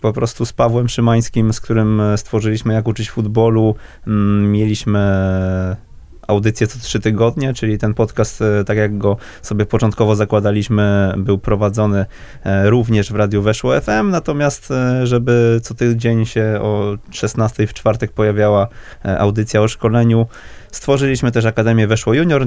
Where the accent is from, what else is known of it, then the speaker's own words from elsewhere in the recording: Wrocław, Lower Silesian Voivodeship, Poland; ja jestem z, z Wrocławia